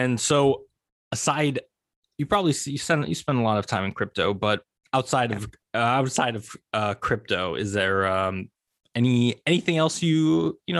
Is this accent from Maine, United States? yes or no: no; Sunnyvale, California, United States; I grew up in Sunnyvale